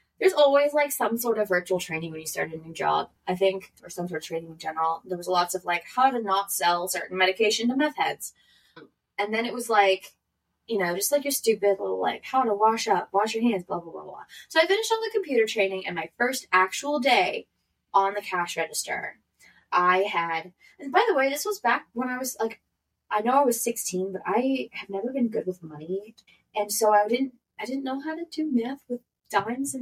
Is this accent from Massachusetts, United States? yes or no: no; Philadelphia, Pennsylvania, United States; moved away; I'm from Philly